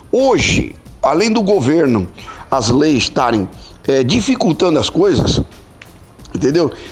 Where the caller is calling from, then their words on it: Uberaba, Minas Gerais, Brazil; sou aqui da cidade de Uberaba, Minas Gerais.